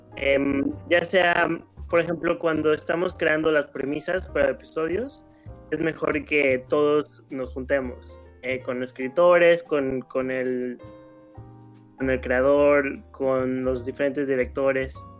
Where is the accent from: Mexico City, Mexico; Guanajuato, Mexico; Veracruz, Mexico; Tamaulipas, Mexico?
Guanajuato, Mexico; León; moved away as an adult; now in Los Angeles, United States; soy de León, Guanajuato, y ya llevo 15 años viviendo aquí en Los Ángeles